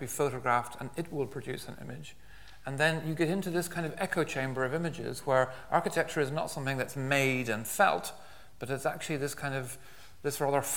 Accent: west of Ireland, Ireland; I was brought up in Ireland, particularly in the west of Ireland

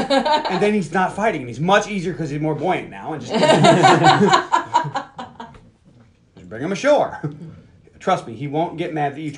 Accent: New York, United States; also born or lived in Long Island; I'm from New York, where waves are not that big.

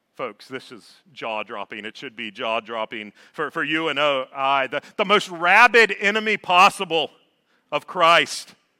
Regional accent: Georgia, United States; moved away as an adult; also born or lived in North Alabama; I was born and raised in Georgia.

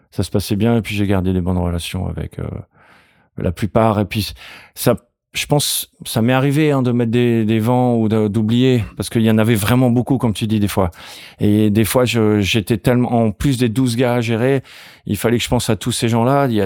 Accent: Senegal; Alors moi, je sais pas si c'est mon tempérament parce que j'ai grandi au Sénégal, je sais pas, ou c'est juste mon caractère.

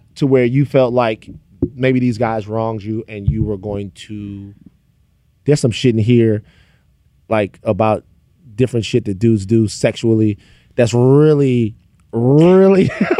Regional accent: Louisiana, United States; I'm from Louisiana.

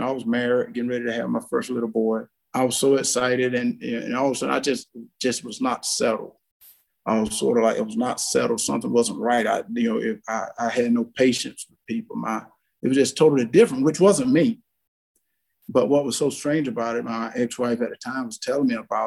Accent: South Georgia, United States; as a little kid growing up in South Georgia

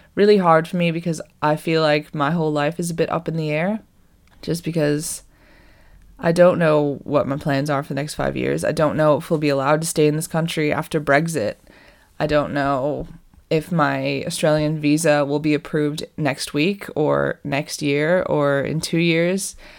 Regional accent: Boston, Massachusetts, United States; moved away as an adult; also born or lived in California; now in England; I'm from Boston

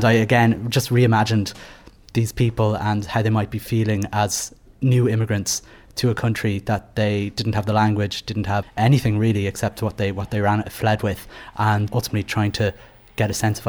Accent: Dublin, Leinster, Ireland; I was born in Dublin.

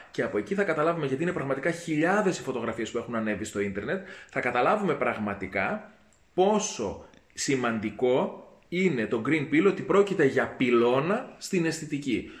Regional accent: Greece; ήμουν περήφανο που είμαι Έλληνα

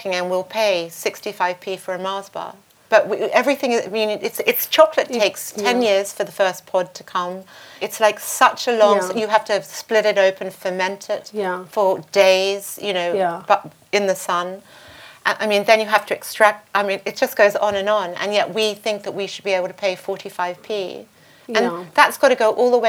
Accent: Australia; moved away; I grew up in Australia.

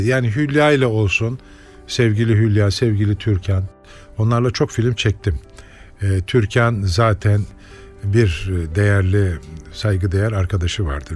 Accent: Turkey; Bu ülkede doğdum

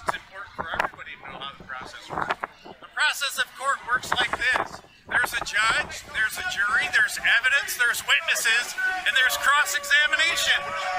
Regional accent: Racine, Wisconsin, United States; I'm from Racine.

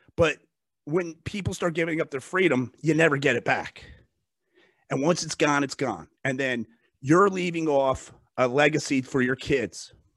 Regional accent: United States; I'm an American. I live in this country, I pay taxes

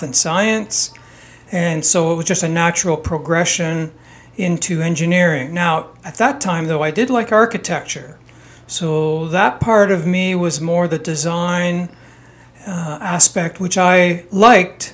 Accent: Toronto, Ontario, Canada; also born or lived in Italy; Our family immigrated to Canada when I was 3 years old

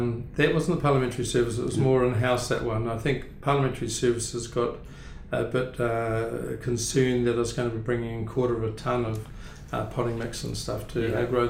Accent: Blenheim, Marlborough, New Zealand; also born or lived in Clyde, Central Otago; I was born in Clyde, central Otago, but I was living in Blenheim from the age of four. So Blenheim is really home

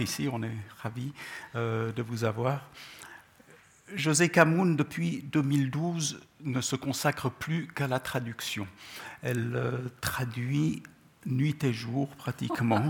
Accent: Gabès, Gabès Governorate, Tunisia; born or raised there; first language Czech; French is a second language; moved away; also born or lived in Czechoslovakia

